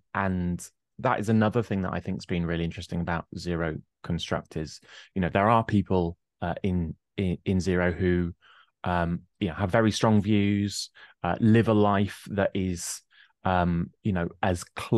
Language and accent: English; England, United Kingdom; I always like to point out that I grew up in a rather shady estate with a violent crime rate four times the national average